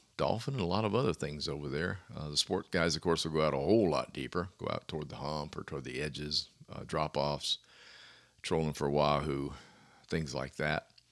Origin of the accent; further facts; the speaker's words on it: Clearwater, Florida, United States; also born or lived in Virginia; Grew up in Clearwater, fished Fort Myers for years